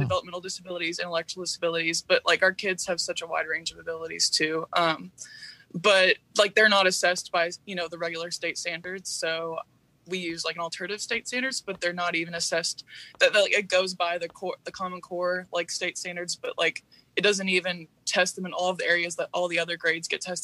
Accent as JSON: {"language": "English", "town": "Louisville", "region": "Kentucky", "country": "United States", "said": "I'm from Louisville, Kentucky, so we're the largest urban district in Kentucky."}